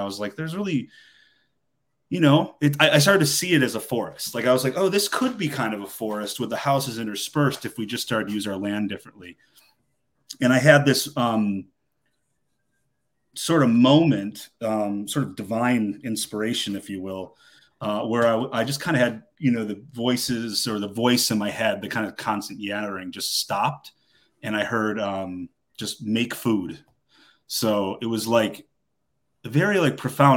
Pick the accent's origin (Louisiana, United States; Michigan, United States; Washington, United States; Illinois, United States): Michigan, United States; now in Georgia, United States; I'm from Michigan